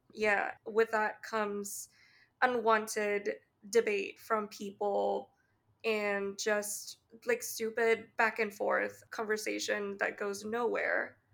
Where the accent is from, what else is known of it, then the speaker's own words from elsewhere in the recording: Canada; accent: Canadian; my speech intonation and my Canadian accent